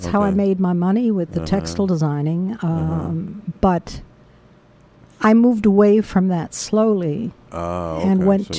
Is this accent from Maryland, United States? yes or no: no; New York City, New York, United States; also born or lived in Brooklyn, New York; I grew up in Washington Heights.